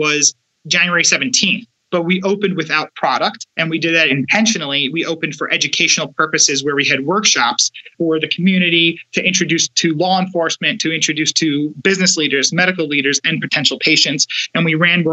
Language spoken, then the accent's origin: English; New York City, New York, United States; We're from New York. We're from Brooklyn, New York